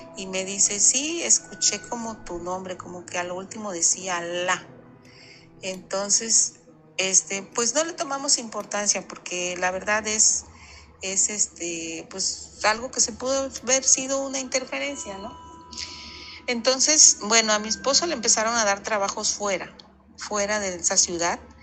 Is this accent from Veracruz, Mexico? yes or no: yes; Veracruz, Mexico; now in Ciudad del Carmen, Mexico; Yo soy de Veracruz, Puerto, pero ya tengo muchos años que radico en Ciudad del Carmen